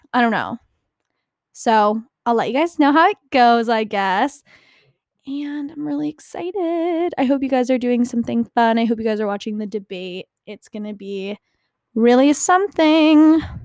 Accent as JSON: {"language": "English", "region": "New Jersey", "country": "United States", "said": "I'm from New Jersey"}